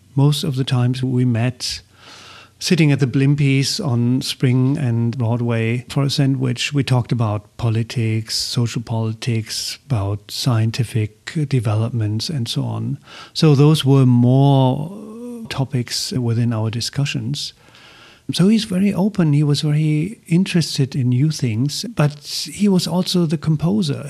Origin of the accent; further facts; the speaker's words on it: Essen, North Rhine-Westphalia, Germany; English is a second language; moved away; in my hometown in Essen, in Germany